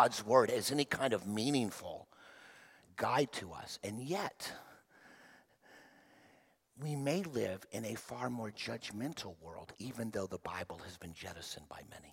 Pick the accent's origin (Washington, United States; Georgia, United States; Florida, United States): Florida, United States; Miami; When I was growing up in Miami, Florida